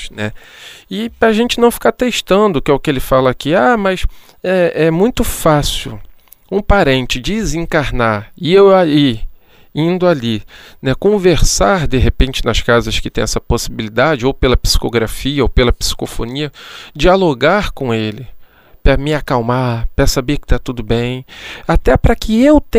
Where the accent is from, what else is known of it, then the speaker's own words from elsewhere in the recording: Angra dos Reis, Rio de Janeiro, Brazil; Eu me recordo que quando eu era pequeno, lá na, na Ilha Grande, em Angra dos Reis, né, na Ilha Grande não tinha ainda é, luz, não tinha nada disso